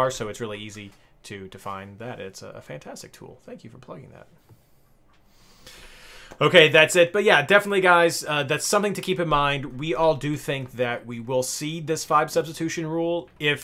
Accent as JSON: {"language": "English", "region": "Kentucky", "country": "United States", "said": "I do say derby, not darby, because I'm from Kentucky"}